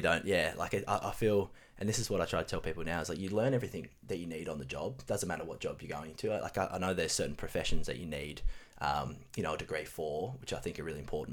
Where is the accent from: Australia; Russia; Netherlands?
Australia; Relbia, Tasmania; moved away as an adult; grow up in Tassie. So spent the first 18 years of my life um, in Tasmania